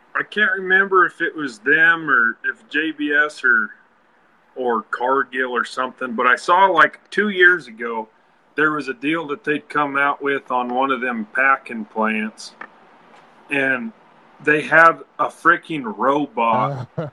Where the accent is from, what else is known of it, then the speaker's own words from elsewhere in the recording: Wyoming, United States; where we are, we're from Wyoming, and the wind always blows